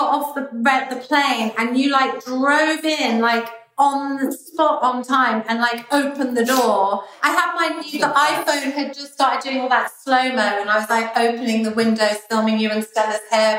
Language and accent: English; London, United Kingdom; And then we go to Scotland and we grew up in London. And then we'd go to New York to see family all the time.